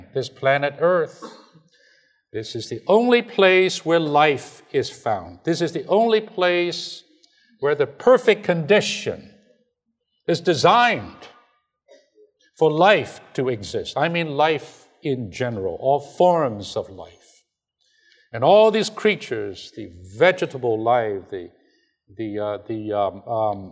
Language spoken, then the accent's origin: English; China; moved away; I'm from China.